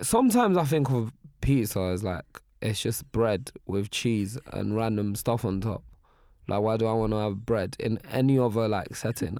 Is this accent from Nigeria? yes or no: yes; Nigeria; I'm Nigerian